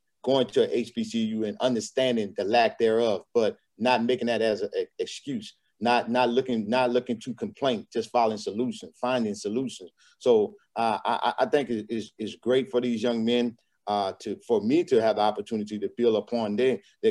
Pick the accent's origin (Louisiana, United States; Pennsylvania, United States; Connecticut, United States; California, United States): Louisiana, United States; also born or lived in Arkansas; now in Texas, United States; I'm from Louisiana